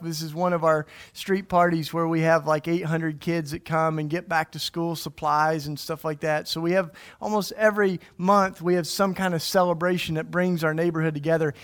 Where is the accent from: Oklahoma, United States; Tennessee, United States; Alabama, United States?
Tennessee, United States; East; now in Philadelphia, United States; I grew up in the church, and I grew up in East Tennessee.